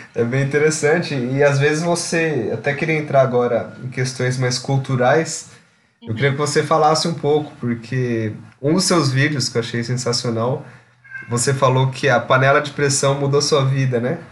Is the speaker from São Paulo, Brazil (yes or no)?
yes; São Paulo, Brazil; Eu sou de São Paulo